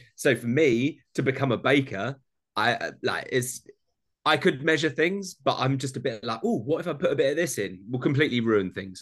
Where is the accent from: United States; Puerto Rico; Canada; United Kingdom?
United Kingdom; Essex, East of England; I'm from Essex, like a weird place in London, that just outside London. So my accent doesn't allow me.